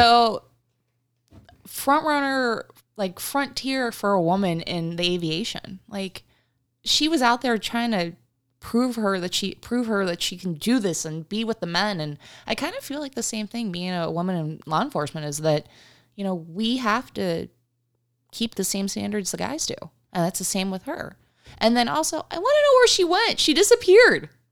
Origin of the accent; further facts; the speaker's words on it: Uniontown, Pennsylvania, United States; moved away as an adult; now in Arizona, United States; I grew up, um, in, outside of Pittsburgh, Pennsylvania